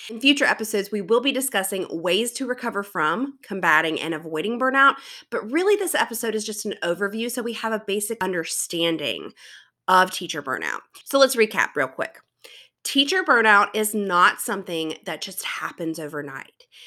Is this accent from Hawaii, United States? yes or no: no; South Carolina, United States; I am from South Carolina, which everyone tells me that they can tell based on my accent, but honestly, I don't think my accent is as heavy as others in my area